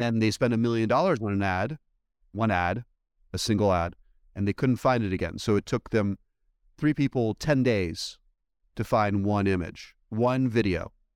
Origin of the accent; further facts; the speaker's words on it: East Coast, United States; also born or lived in Belgium; I went to school, uh, for the most part in the United States, on the East Coast